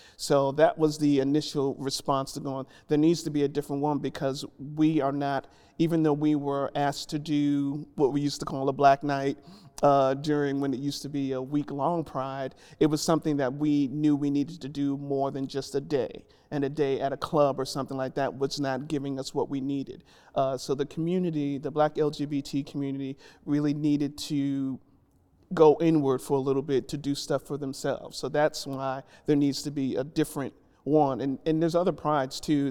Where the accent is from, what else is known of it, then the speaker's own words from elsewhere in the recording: New York City, New York, United States; moved away as an adult; now in Nashville, United States; originally from New York, born and raised in the Bronx.